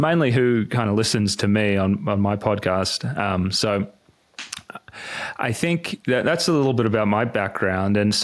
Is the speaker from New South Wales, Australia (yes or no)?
yes; Sydney, New South Wales, Australia; moved away; I grew up in Sydney